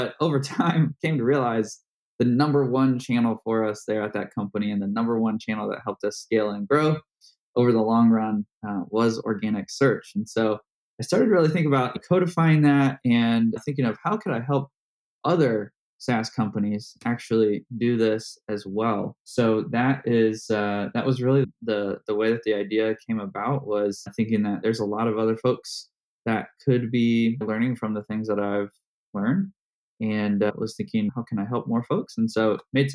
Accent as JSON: {"language": "English", "town": "Indianapolis", "region": "Indiana", "country": "United States", "tie": "born or raised there", "said": "my hometown, Indianapolis"}